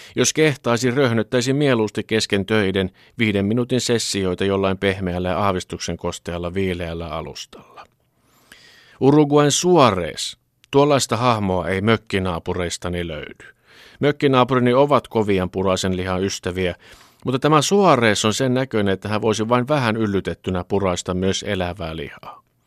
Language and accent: Finnish; Finland